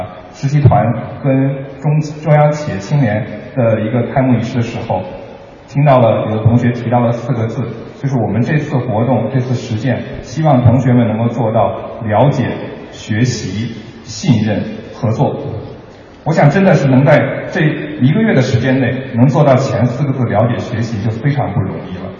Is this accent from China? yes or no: yes; Beijing, China; 因为我是北京人，我父母都在北京，